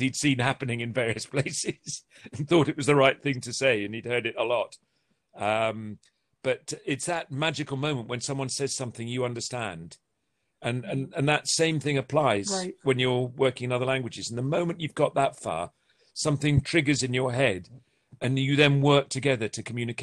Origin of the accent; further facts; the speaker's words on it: England, United Kingdom; being English